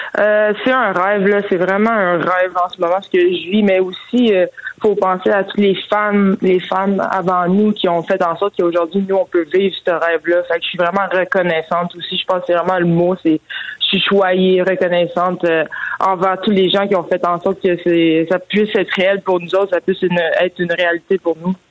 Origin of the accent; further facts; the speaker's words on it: Quebec, Canada; en tant que québécoise